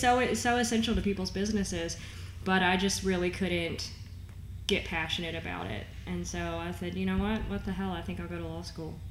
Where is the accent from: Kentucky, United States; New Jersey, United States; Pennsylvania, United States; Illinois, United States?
Kentucky, United States; Owensboro; moved away as an adult; also born or lived in Florida; now in Northern Kentucky, United States; I was born in Florida, um, moved to Kentucky when I was like four or five. Um, but spent my whole life in Western Kentucky in Owensboro